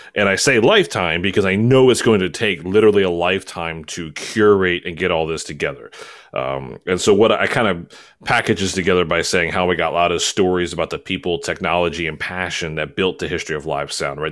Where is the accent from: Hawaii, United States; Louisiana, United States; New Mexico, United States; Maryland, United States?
Maryland, United States; Baltimore; I'm originally from Maryland